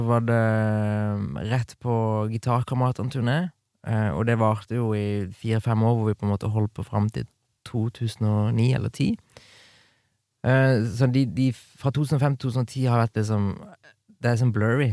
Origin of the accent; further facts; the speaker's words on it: Kristiansand, Agder, Norway; Bodde hjemme i Kristiansand